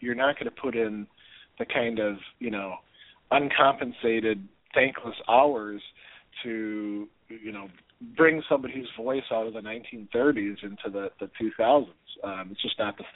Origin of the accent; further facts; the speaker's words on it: Milwaukee, Wisconsin, United States; now in Hudson Valley, New York, United States; moving back to Milwaukee, which is our hometown